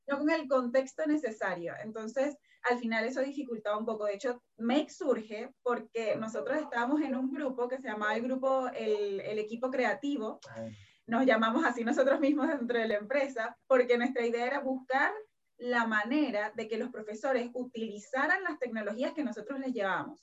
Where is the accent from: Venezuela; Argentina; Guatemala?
Venezuela; now in Chile; yo soy de Venezuela